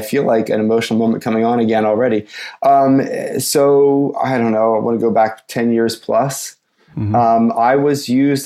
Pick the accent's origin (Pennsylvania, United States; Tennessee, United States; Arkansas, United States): Pennsylvania, United States; outside of Philadelphia; now in New York City, United States; I'm from originally outside of Philadelphia